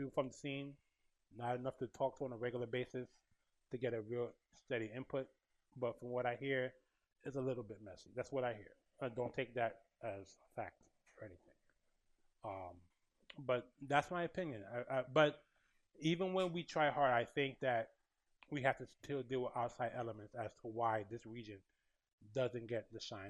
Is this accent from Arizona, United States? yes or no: no; New York, United States; I'm from New York and from this region